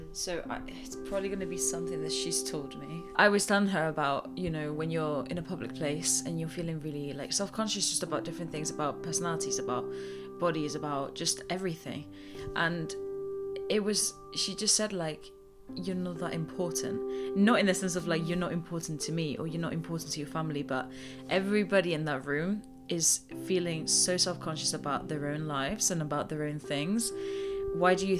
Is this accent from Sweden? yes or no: no; Spain; now in Nottingham, United Kingdom; I am originally from Spain